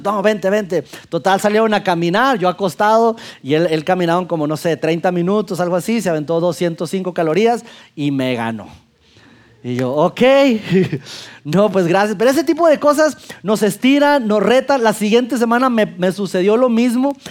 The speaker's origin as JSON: {"language": "Spanish", "region": "Durango", "country": "Mexico", "tie": "born or raised there", "also_born_or_lived": "Mexico City", "moved": "as an adult", "lives_now": "Saltillo, Mexico", "said": "a los 25 años yo salgo de mi ciudad natal Durango a vivir por trabajo a la Ciudad de México"}